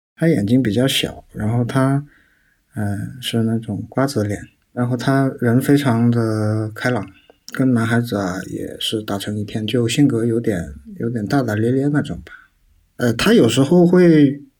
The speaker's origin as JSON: {"language": "Chinese", "region": "Guangdong", "country": "China", "tie": "born or raised there", "said": "我八岁左右，突然有一天我的父亲就把我带到广东这边来"}